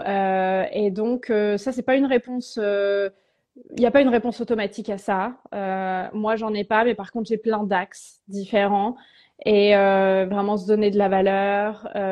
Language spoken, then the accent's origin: French; Tours, Centre-Val de Loire, France; pendant trois ans dans ma ville natale à Tours